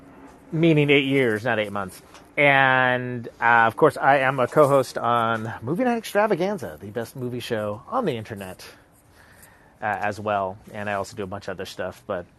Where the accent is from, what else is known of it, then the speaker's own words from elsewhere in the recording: United States; I am a musician. I am a podcaster, and I am American.